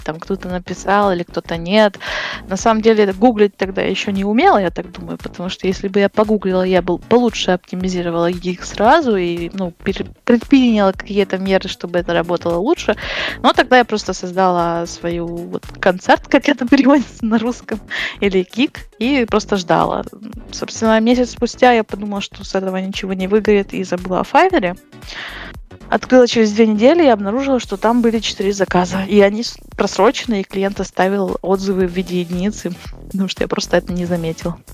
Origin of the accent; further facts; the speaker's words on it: near Uzhhorod, Zakarpattia Oblast, Ukraine; now in Uzhhorod, Ukraine; Это возле Ужгорода, недалеко, два часа езды.